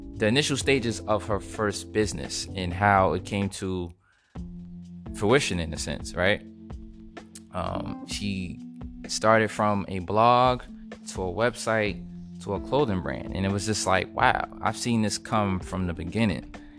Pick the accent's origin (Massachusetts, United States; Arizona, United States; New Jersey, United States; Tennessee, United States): New Jersey, United States; Edison; also born or lived in Brooklyn, New York; I was born in Brooklyn, New York, raised in Edison, New Jersey